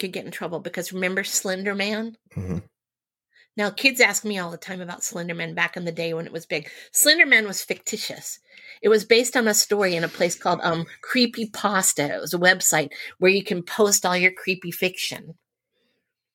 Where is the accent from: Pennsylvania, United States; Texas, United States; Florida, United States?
Texas, United States; outside Houston; I grew up in Texas a long, long time ago, but it was very rural in the community outside of Houston where I lived